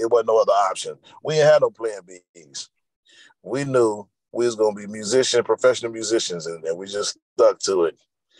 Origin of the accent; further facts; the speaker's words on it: Oakland, California, United States; also born or lived in Monroe, Louisiana; I was literally just born in Monroe, but I was totally raised in Oakland, California.